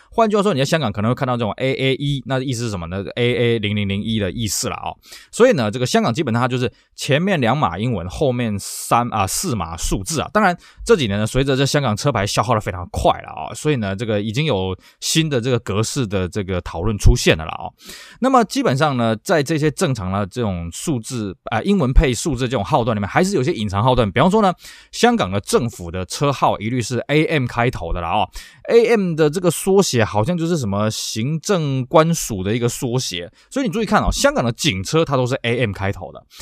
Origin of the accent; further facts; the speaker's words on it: Taiwan; 我们台湾这边原环才会有红绿灯